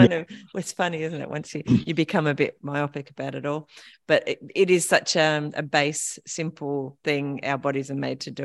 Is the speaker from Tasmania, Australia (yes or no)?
yes; King Island, Tasmania, Australia; moved away; I grew up on King Island, so I grew up around the ocean and very outdoorsy as well, and a bit surfing there.